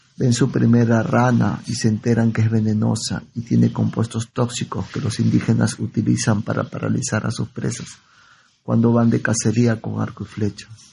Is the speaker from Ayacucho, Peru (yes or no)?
no; Lima, Peru; mis amigos de Lima, en la primaria